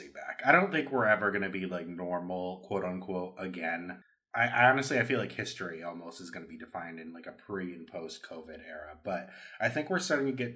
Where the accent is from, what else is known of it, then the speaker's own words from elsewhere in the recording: New York, United States; I'm from New York.